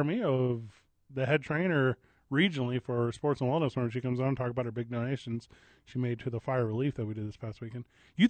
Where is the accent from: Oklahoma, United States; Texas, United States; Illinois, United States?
Illinois, United States; East St. Louis; Because I was I grew up in East St. Louis. Like, it's – the Bulls were my squad.